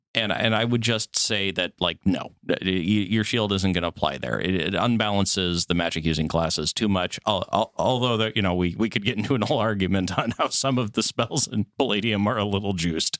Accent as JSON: {"language": "English", "region": "Minnesota", "country": "United States", "tie": "born or raised there", "said": "I grew up in Minnesota"}